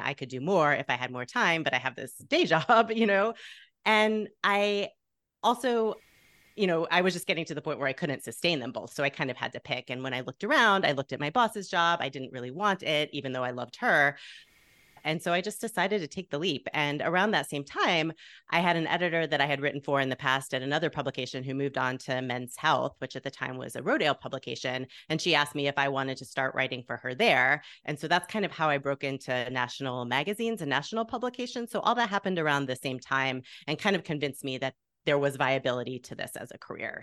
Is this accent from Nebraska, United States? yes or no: no; Plano, Texas, United States; moved away as an adult; also born or lived in Waco, Texas / Evanston, Illinois; now in Chicago, United States; my hometown newspaper, the Plano Star Courier